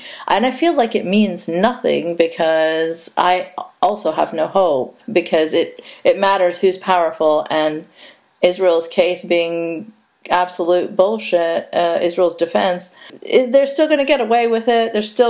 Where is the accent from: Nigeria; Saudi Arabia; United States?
Saudi Arabia; now in Canada; I can, because as someone who immigrated to Canada, as someone who, you know, growing up in Saudi Arabia, as an expat, and we're called expats in Saudi because you cannot be an immigrant.